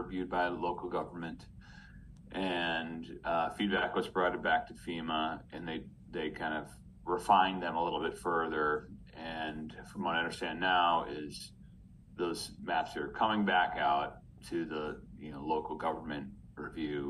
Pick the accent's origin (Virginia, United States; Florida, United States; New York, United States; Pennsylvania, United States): New York, United States; Rochester; also born or lived in Elmira, New York; now in Ithaca, United States; I grew up in Rochester. Actually, I was born in Elmira